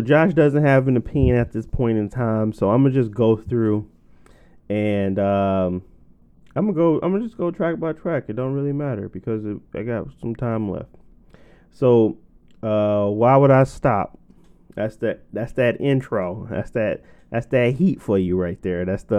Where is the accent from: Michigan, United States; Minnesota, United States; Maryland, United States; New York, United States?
Michigan, United States; Detroit; Yeah, The Baddest had to be it because I'm from Detroit natively